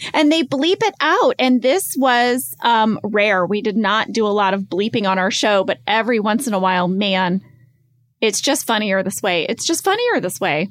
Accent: United States; as American drivers

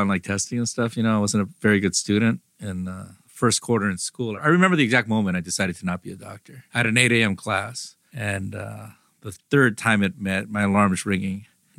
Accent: South Pasadena, California, United States; South Pass, yeah.

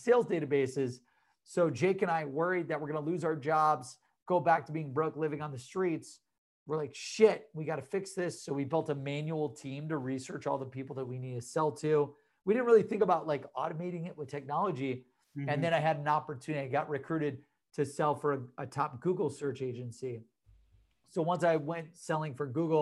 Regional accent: Cleveland, Ohio, United States; I'm from Cleveland, Ohio.

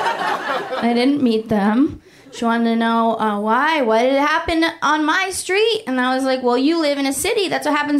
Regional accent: Oakland, California, United States; moved away; last time I was home, I'm from Oakland, California

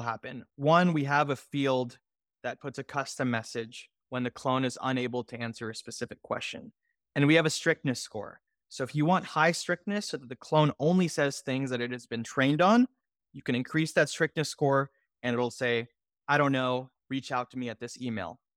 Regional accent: Houston, Texas, United States; I'm originally from Houston, Texas

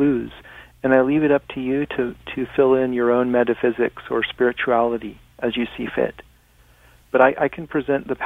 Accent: Laguna Beach, California, United States; I was born in Laguna Beach, California, which is at 33 degrees 30 minutes north

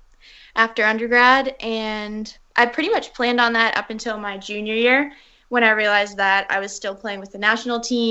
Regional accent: Toronto, Ontario, Canada; also born or lived in New York City, United States; I moved to Toronto when I was about 5, and my mom's Canadian.

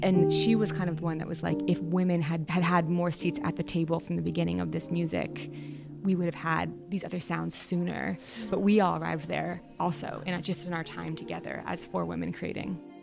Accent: Vermont, United States; I come from Vermont. I grew up in a public school that didn't really have a jazz program.

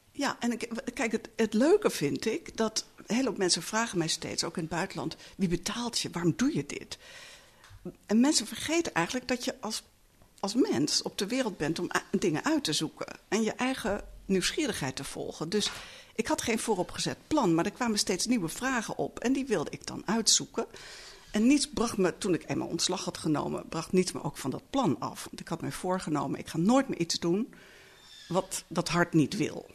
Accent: Netherlands; ik kom uit Nederland

